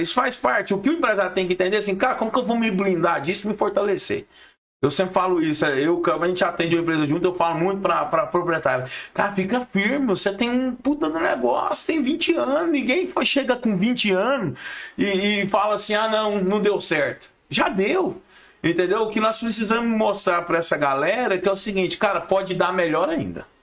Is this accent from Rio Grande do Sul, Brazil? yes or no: no; Goiás, Brazil; Eu sou consultor, sou goiano, pé rachado